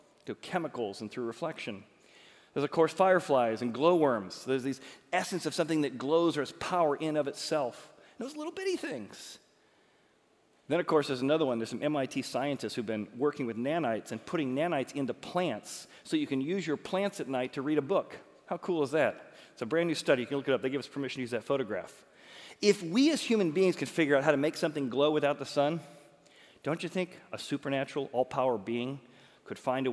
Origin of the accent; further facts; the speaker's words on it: Chicago, Illinois, United States; I'm from Chicago, so like Chicago, the Bears, and we talk like this